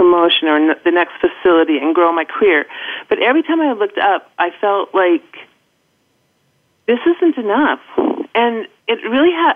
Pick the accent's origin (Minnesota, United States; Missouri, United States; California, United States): Minnesota, United States; accent: Midwest; moved away as an adult; also born or lived in Los Angeles; I grew up and went to college in Minnesota